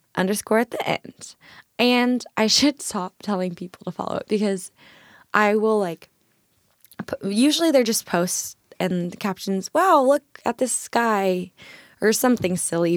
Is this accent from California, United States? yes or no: yes; Irvine, California, United States; moved away as an adult; now in Tacoma, United States; I'm from Irvine in Orange County